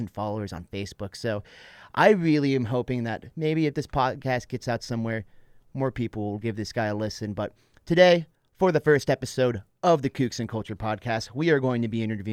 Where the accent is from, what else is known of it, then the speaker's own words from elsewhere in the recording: Northern California, United States; also born or lived in South San Francisco; lived my whole entire life up in Northern California in between Sacramento and North Lake Tahoe